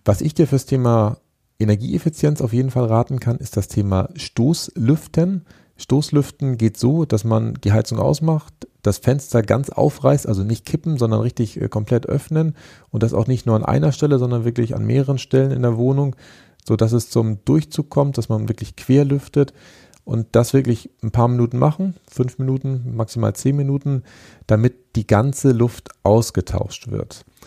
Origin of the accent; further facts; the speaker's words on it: Germany; für uns als ähm, Deutsche, die, die, ja seit Jahrzehnten immer diesen Titel des Exportweltmeisters äh, innehaben